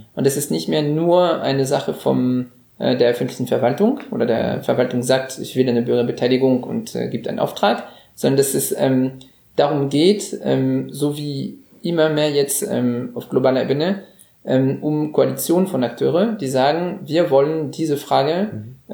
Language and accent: German; France; moved away as an adult; now in Germany; als Franzose, der seit 15 Jahren in Deutschland lebt